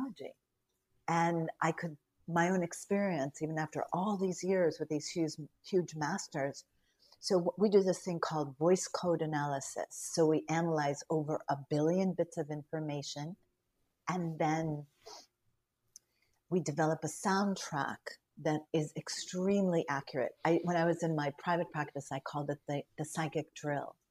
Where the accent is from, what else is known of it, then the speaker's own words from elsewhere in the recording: Newton, Massachusetts, United States; I'm from Newton, Massachusetts